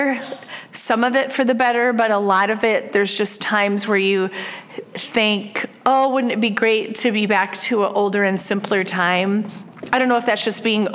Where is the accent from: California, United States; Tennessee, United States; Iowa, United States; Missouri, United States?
Iowa, United States; moved away as an adult; I was born and raised in Iowa and lived there for the first 40 years of my life